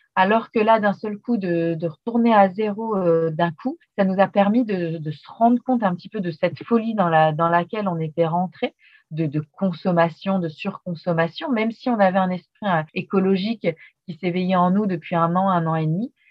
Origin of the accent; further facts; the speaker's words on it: France; moved away as an adult; also born or lived in Australia; En tant que Français